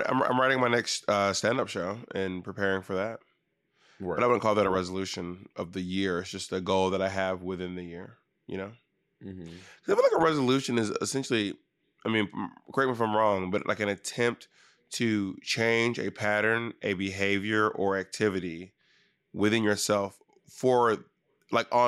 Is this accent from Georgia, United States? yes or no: yes; Atlanta, Georgia, United States; also born or lived in New York; now in Los Angeles, United States; I am from Atlanta. I am a New Yorker. I live in LA. I'm not from any place but Georgia. Georgia's the only place I'm from.